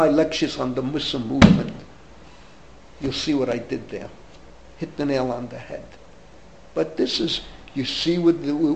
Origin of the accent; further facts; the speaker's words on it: New York City, New York, United States; I grew up in the Bronx. I'm a third generation Bronxite.